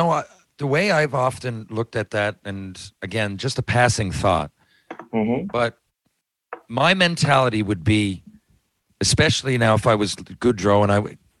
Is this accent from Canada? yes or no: yes; Canada; We're from Canada.